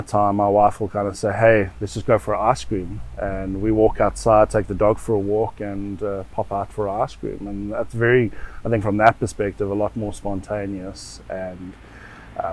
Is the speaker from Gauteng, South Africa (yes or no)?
yes; Johannesburg, Gauteng, South Africa; moved away as an adult; now in The Hague, Netherlands; growing up in South Africa, I think we had a good life